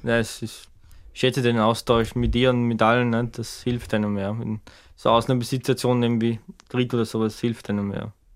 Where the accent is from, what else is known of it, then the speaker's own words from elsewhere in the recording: Bruck an der Leitha, Lower Austria, Austria; in Bruck, meine Heimatstadt, meine Kleinstadt in der Nähe von Schwächert